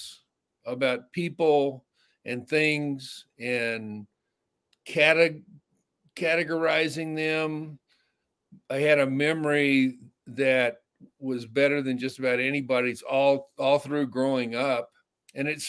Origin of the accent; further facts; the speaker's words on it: North Texas, United States; now in Hollywood, United States; I grew up in North Texas in small country towns